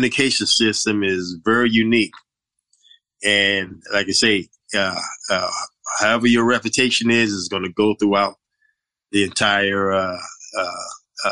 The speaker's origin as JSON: {"language": "English", "town": "New York City", "region": "New York", "country": "United States", "tie": "born or raised there", "said": "growing up in Brooklyn"}